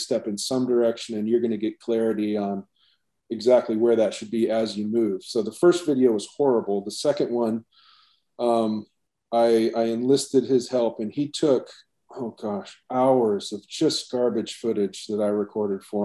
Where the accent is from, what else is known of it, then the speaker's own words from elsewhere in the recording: Alaska, United States; moved away as an adult; also born or lived in Seattle / Hawaii; born and raised in Alaska.